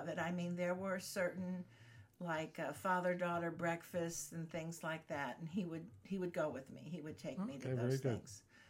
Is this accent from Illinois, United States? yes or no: yes; Glenview, Illinois, United States; moved away as an adult; also born or lived in Dallas, Texas / Fort Worth, Texas; now in Texas, United States; We were always Texans growing up in Glenview until we could get back home.